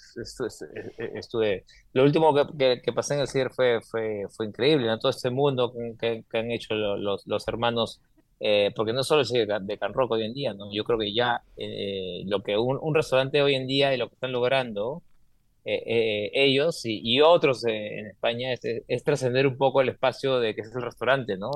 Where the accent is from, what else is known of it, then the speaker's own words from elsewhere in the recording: Peru; moved away as an adult; como peruano, como sudamericano